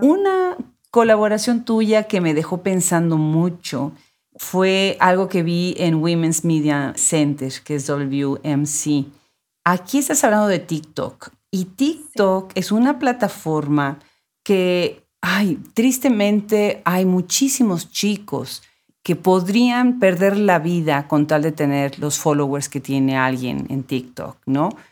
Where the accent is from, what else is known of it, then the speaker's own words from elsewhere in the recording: Mexico; moved away; mi país natal, México